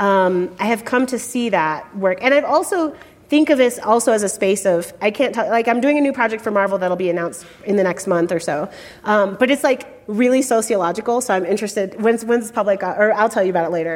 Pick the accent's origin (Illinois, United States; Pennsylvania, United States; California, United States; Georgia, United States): Illinois, United States; Chicago; When I was a kid growing up in Chicago